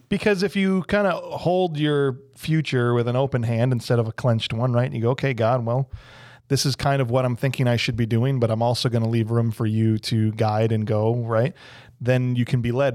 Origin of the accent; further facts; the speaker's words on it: Illinois, United States; moved away; I'm from Illinois